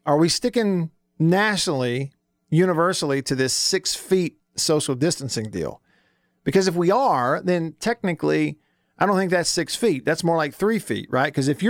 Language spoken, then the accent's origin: English; Russellville, Alabama, United States; my home state of Alabama, the church I grew up in Russellville